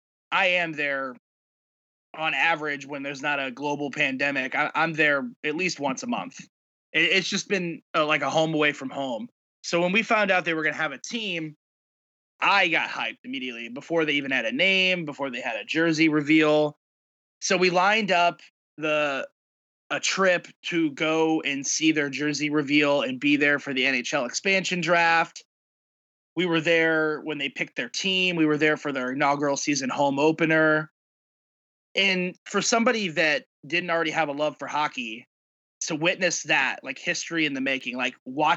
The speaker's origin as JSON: {"language": "English", "town": "St. Louis", "region": "Missouri", "country": "United States", "tie": "born or raised there", "said": "because I grew up in St. Louis, love hockey, you know, played as a kid"}